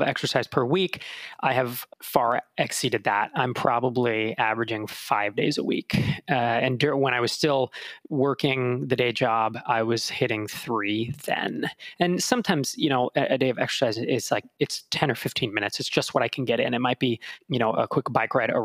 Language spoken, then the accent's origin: English; California, United States; moved away as an adult; now in Minneapolis, United States; growing up in California, you know, we really don't have strong seasons